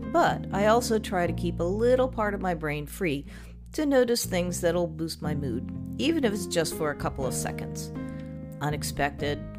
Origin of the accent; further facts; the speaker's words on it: Texas, United States; born there; also born or lived in Virginia / Chicago; Now, I was born in Texas, and I spent many years enduring the humid, hot summers of central Virginia and summers in Chicago.